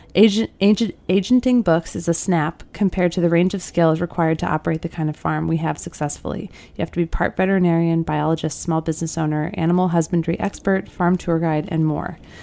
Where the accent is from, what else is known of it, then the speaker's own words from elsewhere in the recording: Midwest, United States; I'm from the Midwest